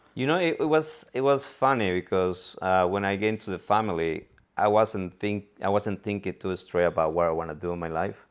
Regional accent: Cuernavaca, Morelos, Mexico; English is a second language; moved away as an adult; now in San Francisco, United States; I'm from Mexico, from Cuernavaca, Morelos.

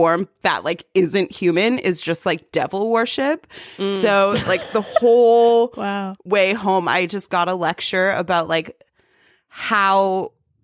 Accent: Toronto, Ontario, Canada; I'm born and raised in Toronto, one of, like, few Torontonians through and through

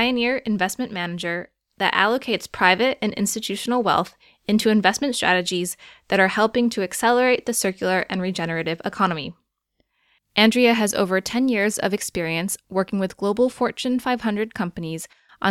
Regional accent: Geneva, New York, United States; I grew up in Geneva, but Geneva, New York, not Geneva, Switzerland

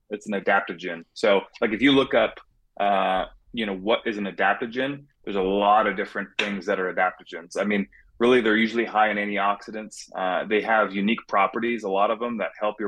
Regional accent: California, United States; now in Phoenix, United States; I was born and raised in California, and I live here now in Phoenix

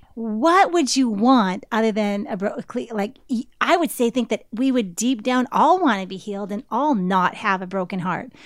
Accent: Canada; growing up in Canada

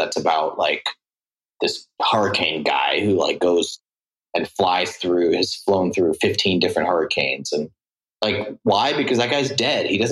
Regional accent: Singapore; also born or lived in San Francisco / Provo; now in Burbank, United States; I grew up in Singapore, which is like a super left place, in my opinion.

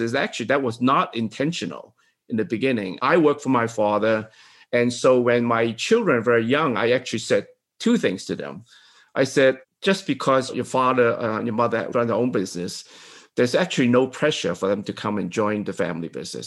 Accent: Hong Kong; I'm from Hong Kong, right?

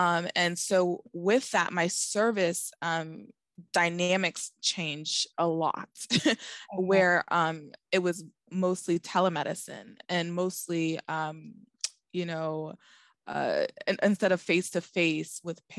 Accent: Boston, Massachusetts, United States; also born or lived in Florida; I'm originally from Boston, but I've been all over because as a pharmacist, we are known to travel.

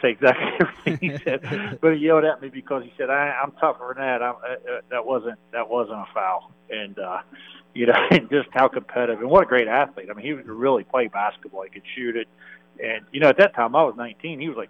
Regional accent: Shinnston, West Virginia, United States; moved away as an adult; also born or lived in Northern Michigan / California, Pennsylvania; I'm from Shenstone, West Virginia, the Clarksburg-Bridgeport area there. Born and raised there, played high school ball at Lincoln

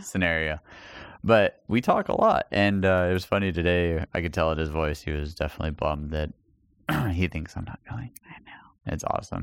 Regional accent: El Paso, Texas, United States; moved away; my hometown

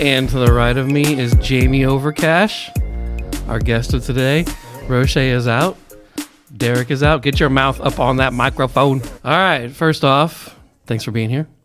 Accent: Pennsylvania, United States; moved away; also born or lived in Texas / Colorado; I've lived in all those places, but I'm from Pennsylvania

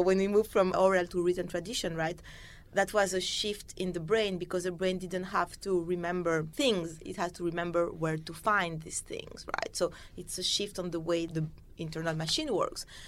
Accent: Paris, Île-de-France, France; I grew up in Paris.

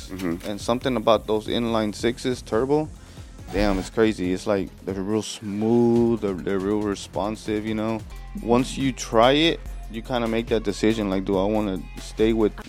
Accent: Houston, Texas, United States; I'm born and raised here in Houston. My family's from Mexico, Cuernavaca. Yeah, bro, I've been here my whole life

